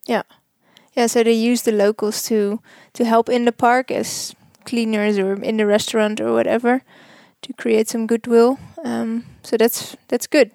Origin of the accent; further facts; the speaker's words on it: Netherlands; moved away as an adult; now in Namibia; I am from Holland